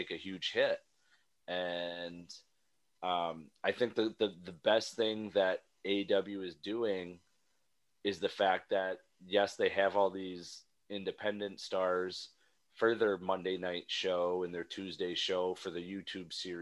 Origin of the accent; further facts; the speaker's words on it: New York, United States; I'm from New York